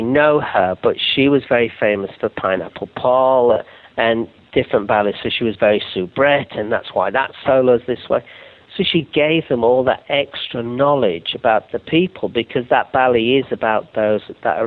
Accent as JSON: {"language": "English", "region": "Yorkshire and the Humber", "country": "United Kingdom", "said": "I'm from Yorkshire"}